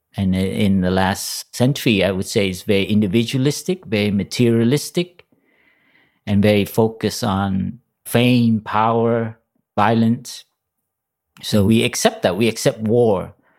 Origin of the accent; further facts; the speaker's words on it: Los Angeles, California, United States; I grew up in Los Angeles